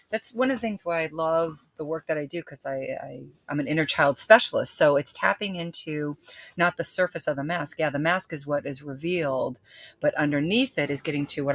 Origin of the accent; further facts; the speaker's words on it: Aledo, Texas, United States; I grew up in Texas, in Aledo, Texas.